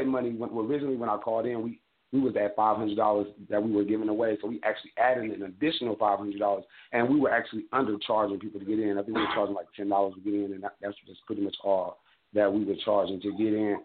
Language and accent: English; Midwest, United States; I'm from the Midwest, and being from the Midwest